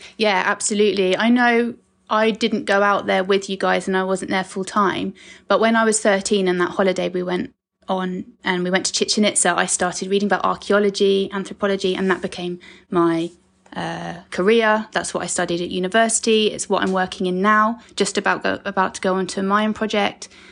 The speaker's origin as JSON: {"language": "English", "town": "Saltdean", "region": "South East England", "country": "United Kingdom", "tie": "born or raised there", "also_born_or_lived": "Brighton / Thailand / Hong Kong / Mexico", "moved": "as an adult", "lives_now": "Portugal", "said": "I came back to England, um, had a very happy childhood in Saltdean, Wannsee"}